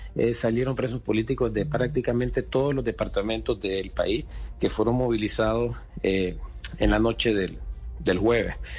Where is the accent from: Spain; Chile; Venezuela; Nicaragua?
Nicaragua; moved away as an adult; al final no dejamos de ser nicaragüenses